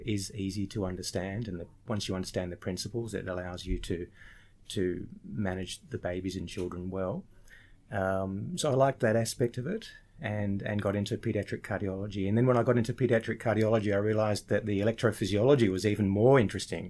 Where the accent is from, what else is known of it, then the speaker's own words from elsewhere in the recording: Sydney, New South Wales, Australia; also born or lived in Lake Macquarie; I'm a local to Sydney. I grew up in Sydney. I spent some time up on Lake Macquarie as well and going to high school up there